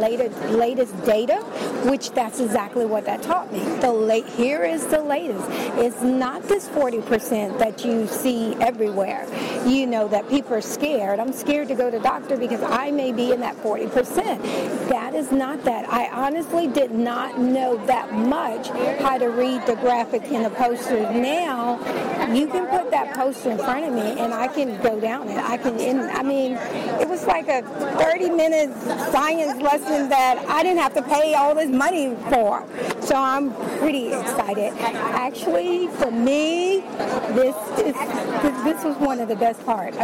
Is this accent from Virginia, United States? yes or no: yes; Richmond, Virginia, United States; I'm from Richmond, Virginia.